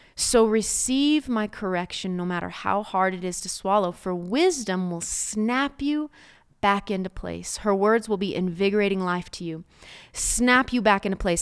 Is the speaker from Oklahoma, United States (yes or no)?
yes; Oklahoma, United States; I'm from Oklahoma, so there's some beautiful red dirt around you